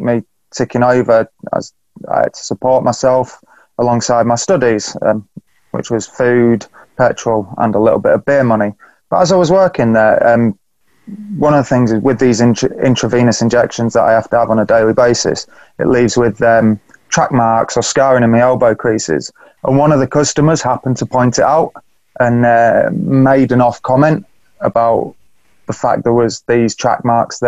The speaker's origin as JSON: {"language": "English", "town": "Beverley", "region": "Yorkshire and the Humber", "country": "United Kingdom", "tie": "born or raised there", "said": "I'm talking to you from my hometown in Beverley, little market town just up north in East Yorkshire."}